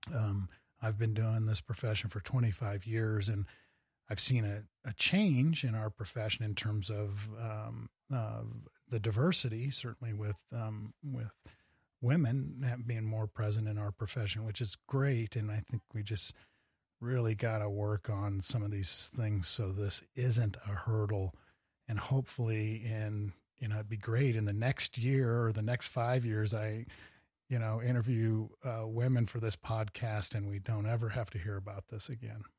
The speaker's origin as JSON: {"language": "English", "town": "Cedar Falls", "region": "Iowa", "country": "United States", "tie": "born or raised there", "moved": "yes", "lives_now": "Bozeman, United States", "said": "I was born in Iowa"}